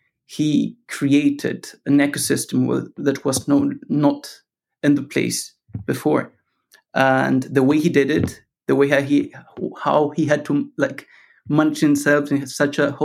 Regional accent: Argentina; moved away as an adult; also born or lived in Manchester, United Kingdom; now in Cambridge, United Kingdom; I'm originally from Argentina, lived till I finished high school in Argentina, and then I continued to pursue my studies in the UK.

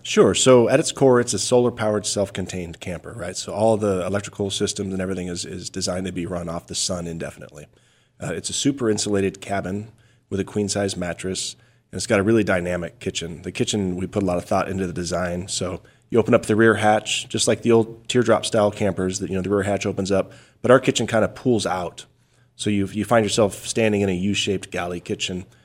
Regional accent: Payson, Arizona, United States; I grew up just a little bit north of Payson

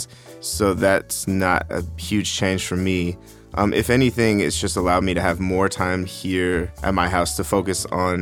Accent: Bay Area, California, United States; now in Long Beach, United States; I'm originally from the Bay Area, California. I currently live in Long Beach.

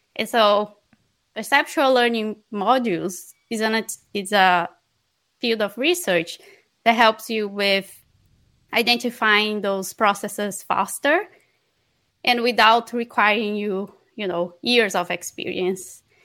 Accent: Barra do Corda, Maranhão, Brazil; moved away; I'm from Maranhão, from a very small city called Barra do Corda

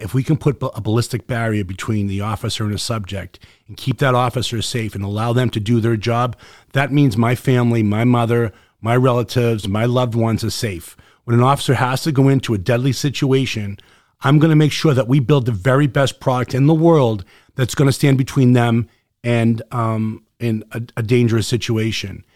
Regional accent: Boston, Massachusetts, United States; accent: Boston; my Boston accent

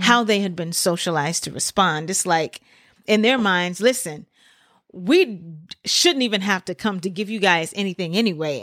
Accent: Memphis, Tennessee, United States; I grew up in Memphis, Tennessee.

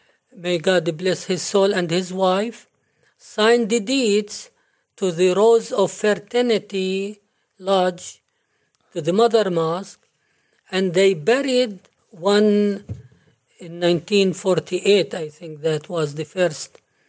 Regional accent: Jerusalem, Palestine; now in United States; Well, I am from Jerusalem, and this is a holy place and a historical place.

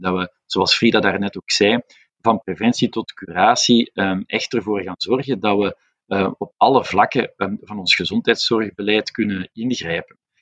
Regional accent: Flanders, Belgium; wij nu als, als Vlamingen

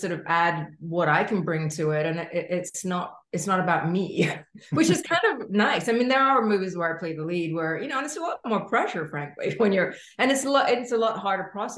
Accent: London, United Kingdom; moved away as an adult; also born or lived in New York; I grew up in London

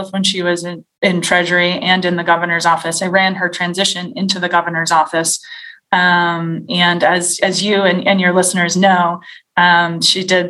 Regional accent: Cranston, Rhode Island, United States; now in Warwick, United States; I grew up in Cranston. My parents still live in the house that we all grew up in.

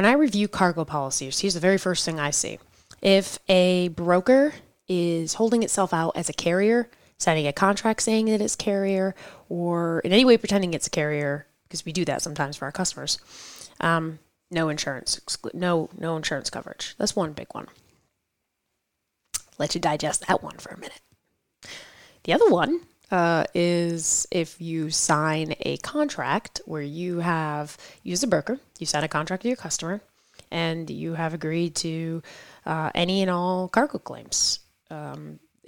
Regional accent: New York, United States; I am from New York

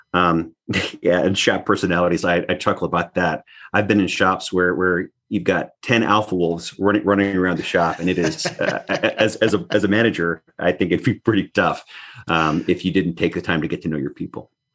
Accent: North Slope of Alaska, United States; also born or lived in Anaktuvuk Pass, Alaska / Barrow, Alaska / Point Hope, Alaska / Fairbanks, Alaska; I actually grew up on the north slope of Alaska. So, bo-, born in Alaska

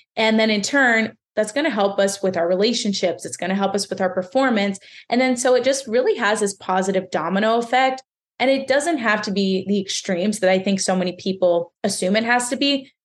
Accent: Pennsylvania, United States; I'm from Pennsylvania

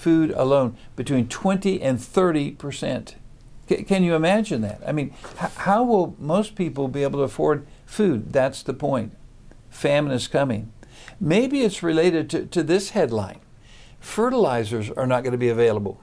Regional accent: Wichita, Kansas, United States; In my hometown of Wichita, Kansas

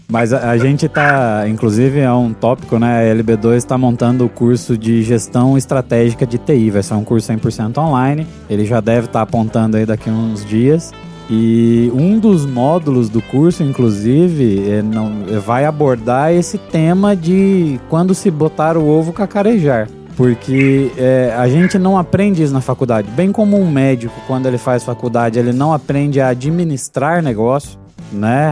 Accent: Paraná, Brazil; Eu não sou de Curitiba, mas como eu nasci no Paraná

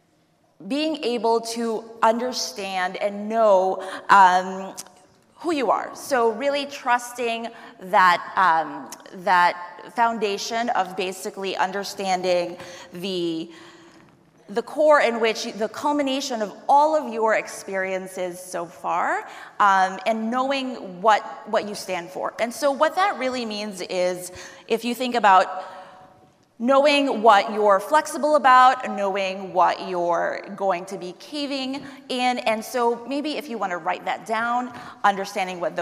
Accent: New York City, New York, United States; I am from New York City.

